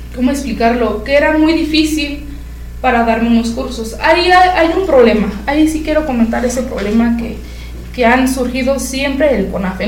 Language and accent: Spanish; Ezequiel Montes, Querétaro, Mexico; somos de Ezequiel Montes y pues nos queda cerca San Juan del Río, somos de Querétaro